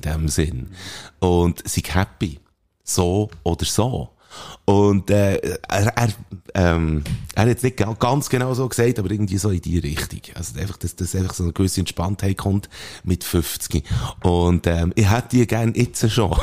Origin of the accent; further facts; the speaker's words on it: Bern, Switzerland; als Berner, wo wir sind